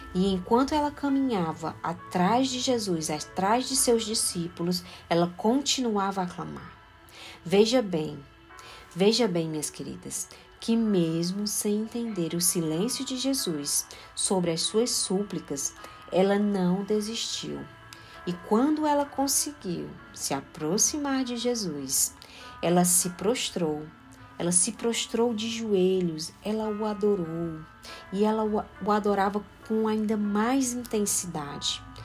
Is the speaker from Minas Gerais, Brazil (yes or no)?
no; Fortaleza, Ceará, Brazil; Eu sou de Fortaleza, no Ceará